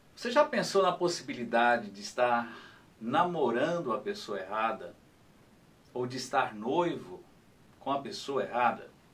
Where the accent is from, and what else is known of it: Brazil